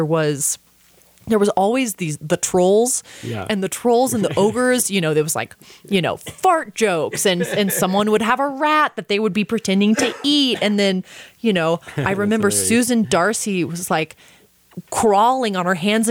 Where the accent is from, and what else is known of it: Austin, Texas, United States; born or raised there